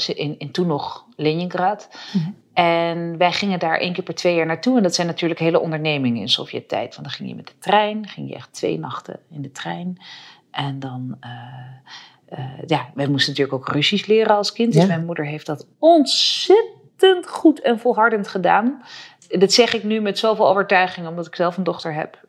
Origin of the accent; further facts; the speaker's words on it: Utrecht, Netherlands; ik ben zelf geboren in Utrecht